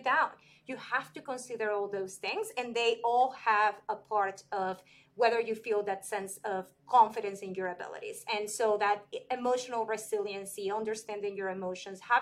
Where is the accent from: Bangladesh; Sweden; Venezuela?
Venezuela; moved away as an adult; now in United States; I'm from Venezuela